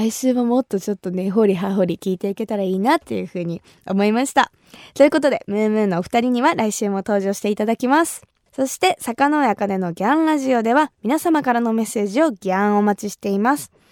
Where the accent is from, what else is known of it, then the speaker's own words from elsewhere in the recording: Kumamoto, Japan; 私が生まれ育った熊本